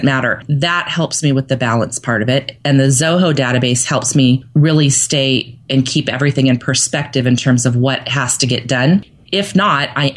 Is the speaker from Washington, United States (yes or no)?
no; Santa Barbara, California, United States; moved away; I grew up in Santa Barbara as a little girl and loved it there